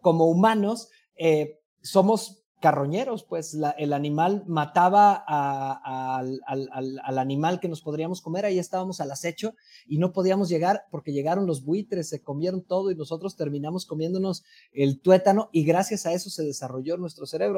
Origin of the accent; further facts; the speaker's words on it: Mexico; como mexicanos